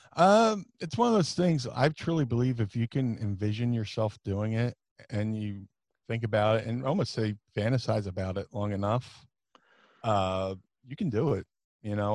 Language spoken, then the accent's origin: English; Atlantic City, New Jersey, United States; also born or lived in Philadelphia / Ohio; I grew up in Atlantic City, it's very diverse